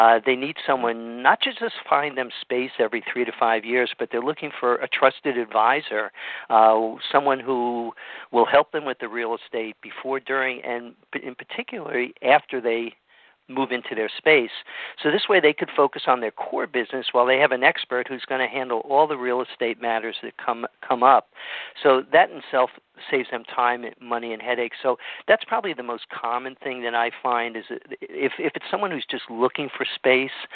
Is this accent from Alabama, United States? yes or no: no; Stamford, Connecticut, United States; moved away as an adult; now in California, United States; a friend of mine who I grew up with back in Stamford, Connecticut